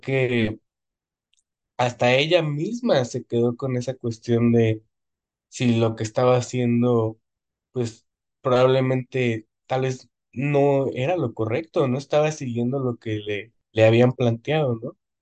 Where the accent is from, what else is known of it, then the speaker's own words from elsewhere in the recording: Mexico; es parte de nuestra cultura